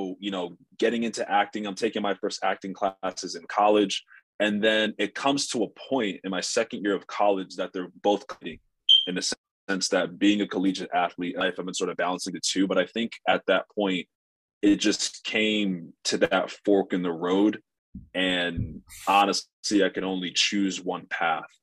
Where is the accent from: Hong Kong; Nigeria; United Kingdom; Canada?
Nigeria; now in Los Angeles, United States; we're Nigerian